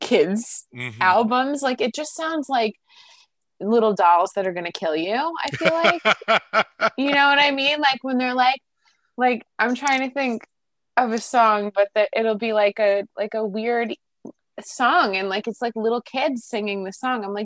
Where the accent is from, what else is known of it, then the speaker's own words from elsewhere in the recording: New Jersey, United States; accent: Jersey; I probably said it like Dax because I'm like {S1} It's {S0} my Jersey accent.